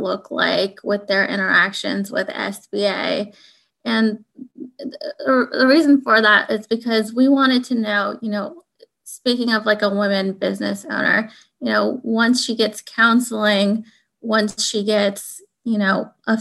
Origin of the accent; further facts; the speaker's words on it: United States; I am a Pakistani American